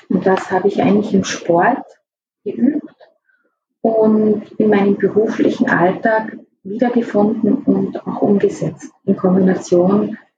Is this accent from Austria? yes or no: yes; Tyrol, Austria; Ja, ich bin eigentlich im Hotel aufgewachsen. Ähm, wie ich vier Jahre alt war, haben sich meine Eltern in Osttirol selbstständig gemacht